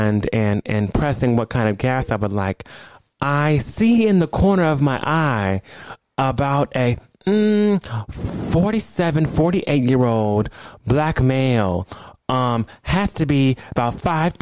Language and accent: English; Los Angeles, California, United States; I'm from LA.